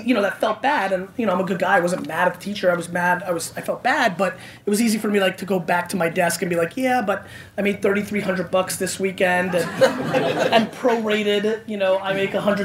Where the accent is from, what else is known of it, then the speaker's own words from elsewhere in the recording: Edison, New Jersey, United States; also born or lived in Belarus / Queens, New York; And then I moved to New Jersey and basically grew up in Edison, New Jersey.